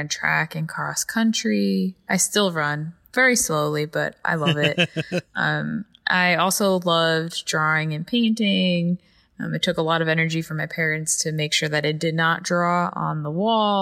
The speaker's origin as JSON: {"language": "English", "town": "Carmel", "region": "New York", "country": "United States", "tie": "born or raised there", "also_born_or_lived": "Patterson, New York", "said": "I grew up like an hour and a half north of New York City in a town called Carmel, New York."}